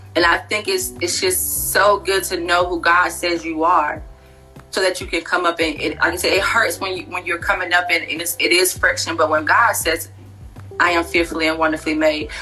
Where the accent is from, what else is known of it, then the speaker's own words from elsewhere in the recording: Wilson, North Carolina, United States; moved away as an adult; also born or lived in Fayetteville, North Carolina / Pembroke, North Carolina; now in Charlotte, United States; I am originally from Wilson, North Carolina